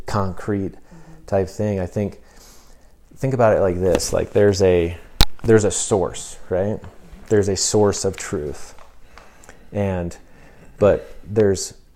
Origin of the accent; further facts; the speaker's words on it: United States; as Americans